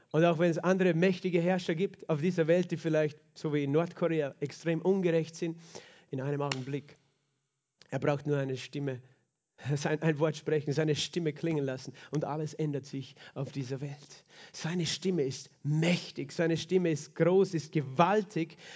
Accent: Klagenfurt, Carinthia, Austria; wir gerne am See sind, als Kärntner, als Klagenfurter

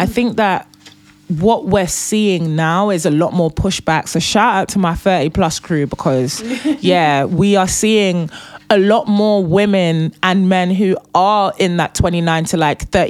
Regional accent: Nigeria; I am Nigerian and I am the first daughter.

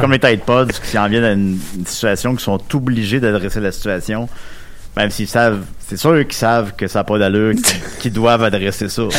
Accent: Charny, Quebec, Canada; moved away as an adult; also born or lived in Saint-Pierre; je viens de Charny, comme vous savez peut-être. J'ai habité là de 3 à 20 ans

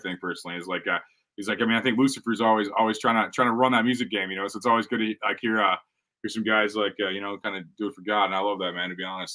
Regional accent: St. Louis, Missouri, United States; I'm from Missouri. I'm a St. Louis guy

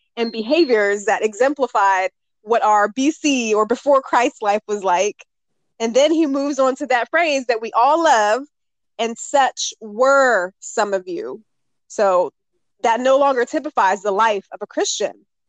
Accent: Northern Virginia, United States; I was born and raised in Northern Virginia. I'm still here now.

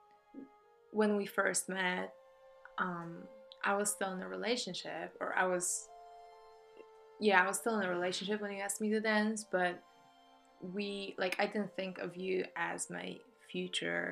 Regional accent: Poland; English is a second language; moved away; I'm from Poland

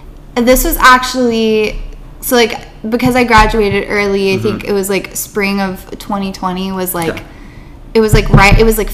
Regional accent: Texas, United States; moved away; I'm from Texas

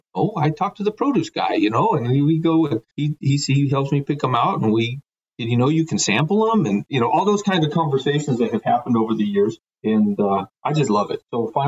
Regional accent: Guadalajara, Jalisco, Mexico; moved away; also born or lived in Bend, Oregon, United States; I was born in Bend, Oregon, but my parents are evangelical missionaries down in Mexico. And so we moved down there when I was 2. And interestingly enough, we literally lived 3 blocks away from the produce terminal market in Guadalajara

